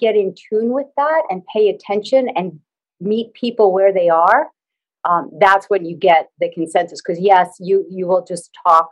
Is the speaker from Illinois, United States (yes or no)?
no; New York, United States; I'm in the U.S. and I'm from New York